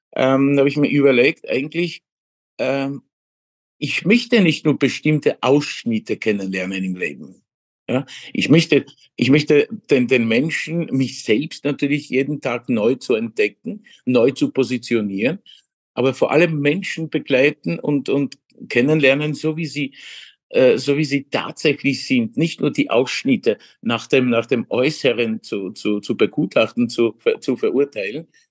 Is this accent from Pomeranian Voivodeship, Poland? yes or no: no; Legnica area, Lower Silesian Voivodeship, Poland; German is a second language; moved away as an adult; now in Vienna, Austria; Eigentlich ähm, meine Heimat, wo ich geboren bin, ist Niederschlesien, mhm. die Lignitz-Gegend